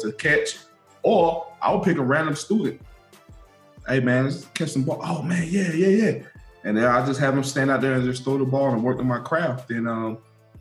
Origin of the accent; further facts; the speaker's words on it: Winston-Salem, North Carolina, United States; growing up in Winston-Salem, I was in the projects